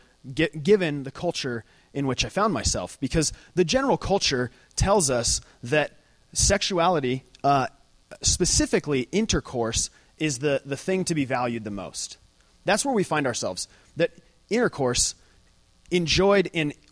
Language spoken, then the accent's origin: English; Lake Havasu City, Arizona, United States; moved away; I'm from Lake Havasu City